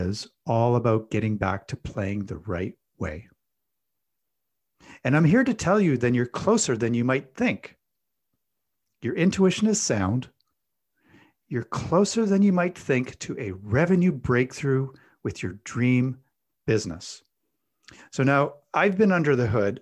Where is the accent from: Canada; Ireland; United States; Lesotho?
Canada; I'm Canadian